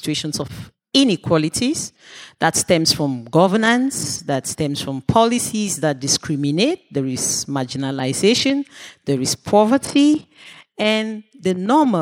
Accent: Cameroon; from Cameroon.

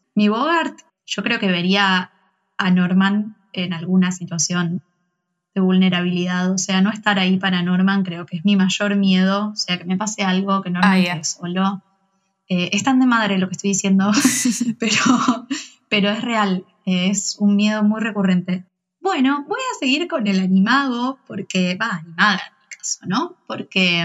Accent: Cañada de Gómez, Santa Fe, Argentina; soy de Cañada de Gómez, al igual que Eli. y nos conocemos de compañeras del secundario

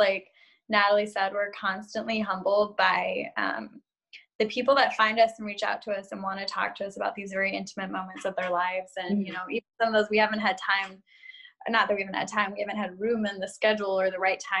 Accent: Chicago, Illinois, United States; because I was raised up north in Chicago, which is not north

